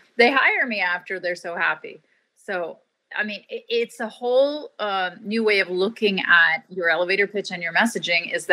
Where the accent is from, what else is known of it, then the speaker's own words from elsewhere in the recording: Canada; I always say I'm Canadian. We're nice. I'm Canadian Turkish